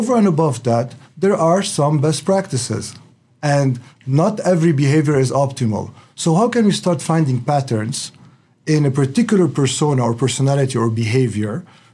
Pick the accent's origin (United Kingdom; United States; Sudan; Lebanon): Lebanon; moved away; I grew up in Lebanon, and the main sports are basketball, soccer, and tennis